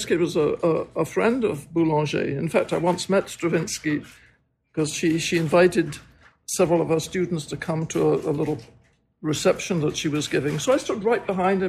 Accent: Scotland, United Kingdom; moved away as an adult; also born or lived in Edinburgh; now in New York, United States; I'm Scottish. But I now live in America because I married an American husband

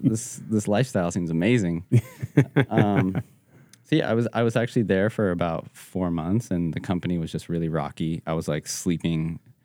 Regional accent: Evergreen, Colorado, United States; Yeah, I grew up in Evergreen, which is 30 minutes west of Denver.

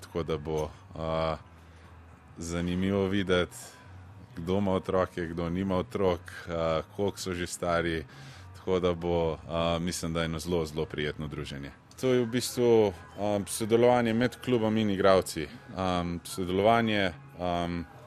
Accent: Slovenia

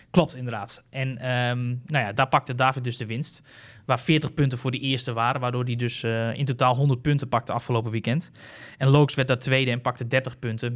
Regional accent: Netherlands; ik als Nederlander

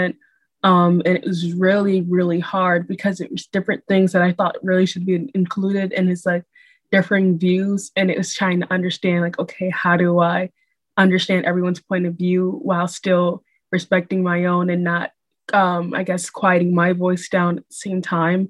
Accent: Rochester, New York, United States; as a young woman growing up in Rochester

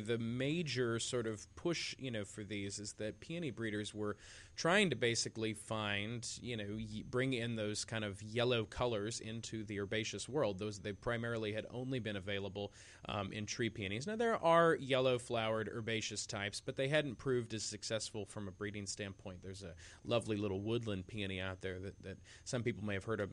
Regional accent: Bedford, Iowa, United States; my hometown of Bedford, Iowa

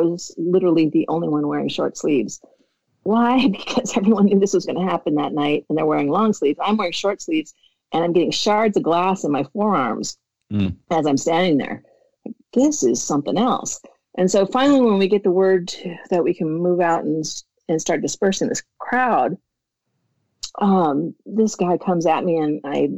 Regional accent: Minnesota, United States; moved away as an adult; I'm from Minnesota

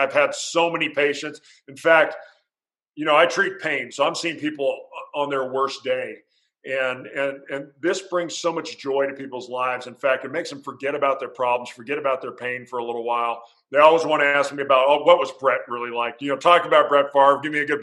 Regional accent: San Diego, California, United States; moved away; I grew up in San Diego

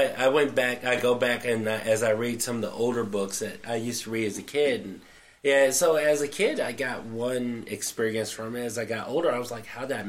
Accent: the South, United States; growing up in the South

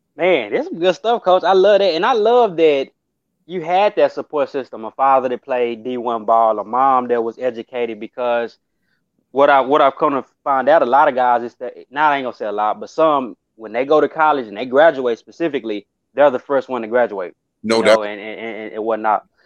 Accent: Dallas, Texas, United States; I'm a kid from Texas, so really Dallas specifically.

